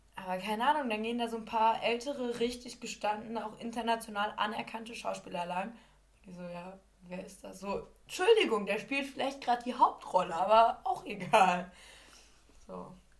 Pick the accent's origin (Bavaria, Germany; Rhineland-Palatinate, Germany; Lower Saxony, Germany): Lower Saxony, Germany; ich komme halt aus Niedersachsen